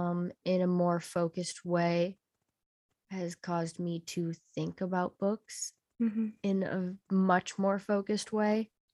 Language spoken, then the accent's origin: English; Buffalo, New York, United States; So I am currently living in my hometown of Buffalo, New York.